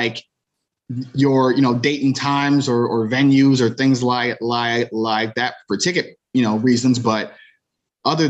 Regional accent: Cleveland, Ohio, United States; both of us growing up in Cleveland around the same time.

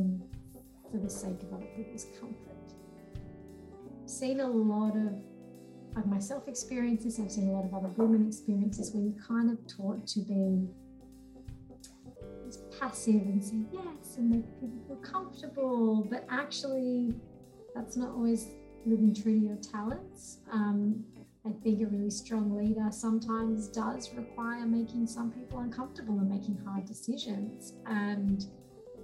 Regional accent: Sydney, New South Wales, Australia; also born or lived in Papua New Guinea; moved to Sydney, the Sutherland Shire, when I was 8, and then grew up in the Sutherland Shire pretty much ever since then

